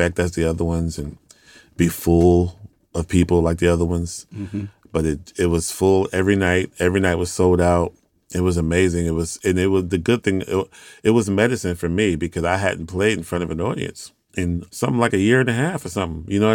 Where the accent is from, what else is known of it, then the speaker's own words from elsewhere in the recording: Houston, Texas, United States; I'm from Houston, Texas